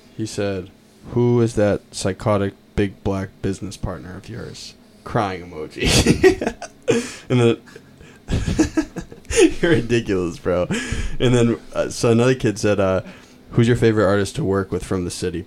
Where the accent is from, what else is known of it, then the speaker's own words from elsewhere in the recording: Lincoln, Massachusetts, United States; I'm from Lincoln, Mass, and I grew up on Deer Haven Road